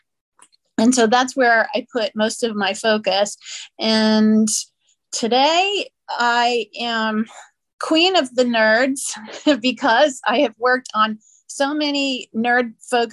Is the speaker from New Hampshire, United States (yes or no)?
no; New Orleans, Louisiana, United States; moved away as an adult; also born or lived in San Diego; I was born in New Orleans and lived there until after college.